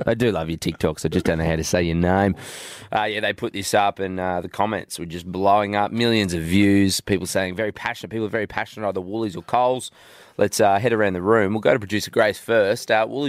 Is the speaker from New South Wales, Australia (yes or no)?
no; Goondiwindi, Queensland, Australia; when I grew up in Gundawindi, we had no Woolworths or Coles.